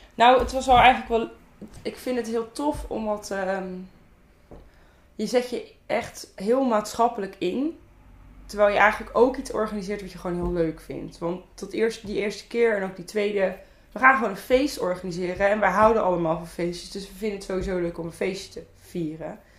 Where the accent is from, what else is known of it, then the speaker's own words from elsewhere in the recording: Zeeland, Netherlands; now in Ede, Netherlands; ik ben echt een verschrikkelijk Zeeuws meisje eigenlijk. Want ik wil altijd zeggen dat ik uit Zeeland kom